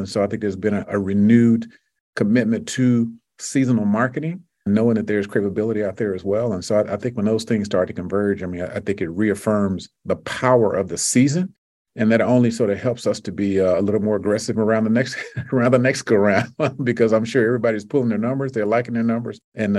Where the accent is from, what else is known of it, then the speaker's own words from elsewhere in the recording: Deep South, United States; You know, I'm from the Deep South, which means you can cut grass for 11 months out of the year.